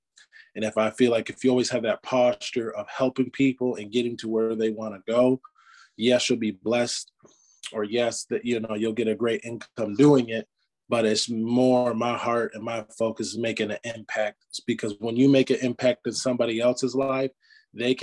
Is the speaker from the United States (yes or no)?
yes; Michigan, United States; now in Greenville, United States; I'm originally from Michigan. So us Michiganders, we want to work a blue collar job